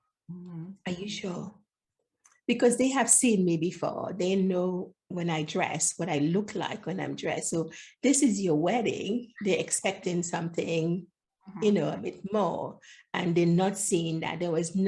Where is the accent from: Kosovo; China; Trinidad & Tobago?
Trinidad & Tobago; moved away; also born or lived in Grenada; I was born in Grenada, but grew up in Trinidad